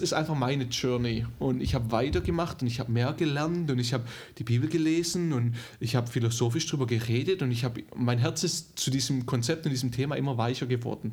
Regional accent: Germany; moved away; also born or lived in Dallas; als Deutscher

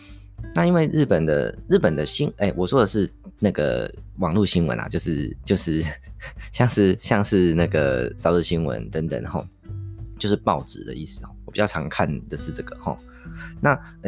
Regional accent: Taiwan; 我们台湾这边并没有那么常在谈安倍政府的东西

